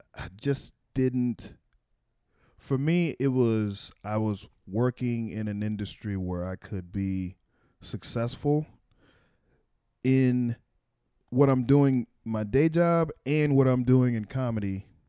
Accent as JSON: {"language": "English", "town": "Waco", "region": "Texas", "country": "United States", "moved": "yes", "lives_now": "Washington, D.C., United States", "said": "I'm from Waco"}